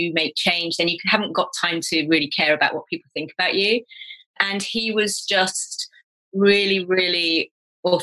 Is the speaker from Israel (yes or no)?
no; England, United Kingdom; also born or lived in Kenya; we kind of returned to England and ended up living in the house my father grew up